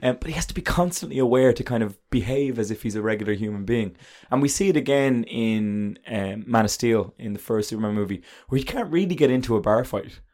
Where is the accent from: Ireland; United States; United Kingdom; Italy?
Ireland